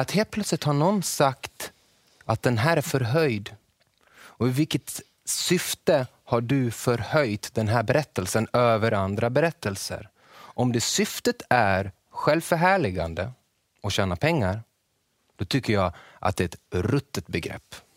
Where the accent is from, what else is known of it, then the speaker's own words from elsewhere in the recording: Borlänge, Dalarna County, Sweden; jag är från Borlänge och jag är väldigt, bor väldigt nära en älv